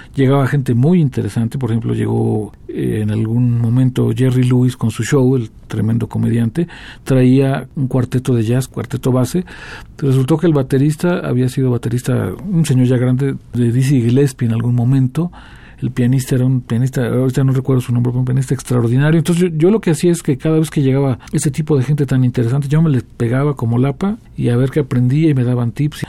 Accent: Morelia, Michoacán, Mexico; los dos crecimos en Morelia

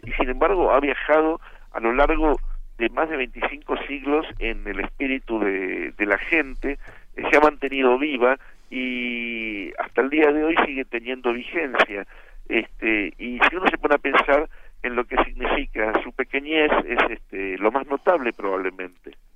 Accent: Argentina; el único argentino

